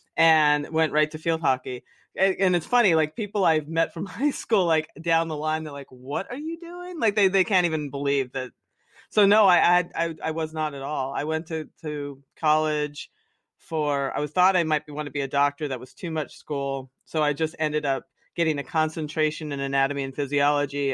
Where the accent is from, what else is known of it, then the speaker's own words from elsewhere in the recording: the Poconos, Pennsylvania, United States; I grew up in the Poconos in Pennsylvania, just like a little coal town.